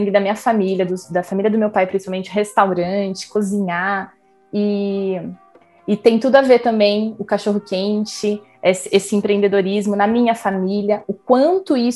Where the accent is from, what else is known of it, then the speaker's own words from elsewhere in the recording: Campinas, São Paulo, Brazil; eu sou de Campinas, sou filha de mineiro e de uma campineira.